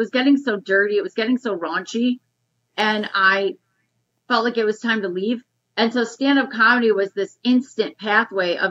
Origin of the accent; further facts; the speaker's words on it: Detroit, Michigan, United States; moved away as an adult; also born or lived in New York / Los Angeles; I was raised in Detroit, Michigan